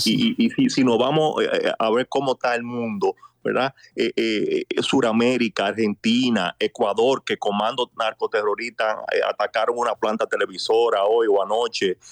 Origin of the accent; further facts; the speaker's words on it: Dominican Republic; nosotros como país, como dominicanos